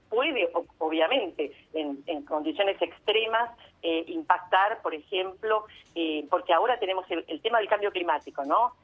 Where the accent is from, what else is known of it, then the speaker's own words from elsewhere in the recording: San Nicolás de los Arroyos, Buenos Aires Province, Argentina; yo nací en San Nicolás, mi mamá es de San Nicolás